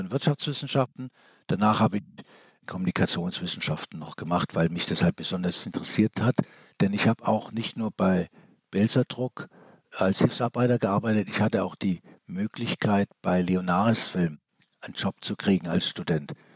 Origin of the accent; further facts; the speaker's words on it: Stuttgart, Baden-Württemberg, Germany; bin in Stuttgart geboren, habe aber einen österreichischen Pass